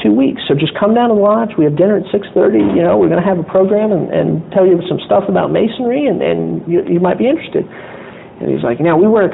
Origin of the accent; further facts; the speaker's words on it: Lake Tahoe, Nevada, United States; moved away as an adult; now in Baton Rouge, United States; I grew up in Lake Tahoe, Nevada, and went to LSU for school and ended up staying there in Baton Rouge.